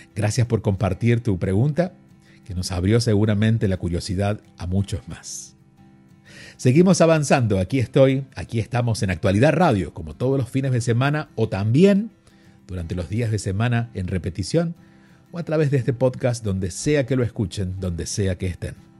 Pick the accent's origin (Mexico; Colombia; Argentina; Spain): Argentina; soy argentino y viviendo en Argentina y siendo niño, siendo un varón y no jugando al fútbol, era bastante condenable en su momento, sobre todo viviendo en un pequeño pueblo